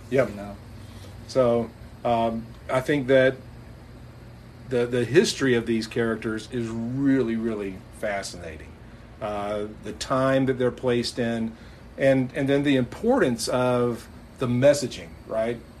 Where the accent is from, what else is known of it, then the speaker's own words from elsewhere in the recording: United States; as an American kid